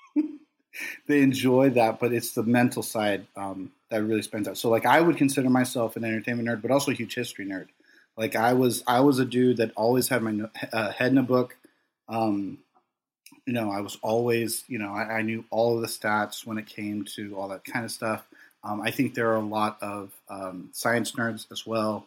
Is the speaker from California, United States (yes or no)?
yes; Los Angeles, California, United States; I grew up in Los Angeles